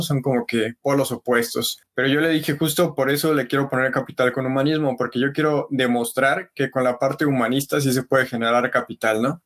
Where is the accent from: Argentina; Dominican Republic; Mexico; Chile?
Mexico; en México estábamos viviendo